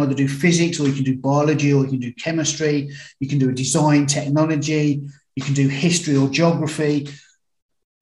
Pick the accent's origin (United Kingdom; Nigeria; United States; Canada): United Kingdom; Birmingham, West Midlands; I was brought up in Birmingham, UK, not Alabama